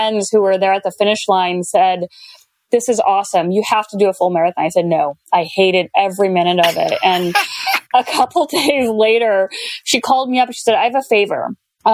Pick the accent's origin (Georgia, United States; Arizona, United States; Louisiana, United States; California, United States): Arizona, United States; growing up in Arizona